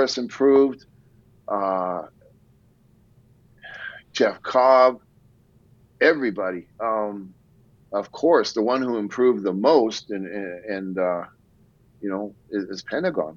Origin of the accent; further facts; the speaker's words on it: Canada; we're both Canadian